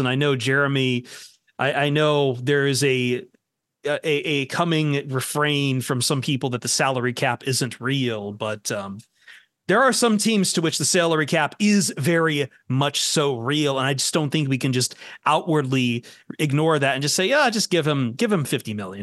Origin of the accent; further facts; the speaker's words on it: Toledo, Ohio, United States; I'm from Toledo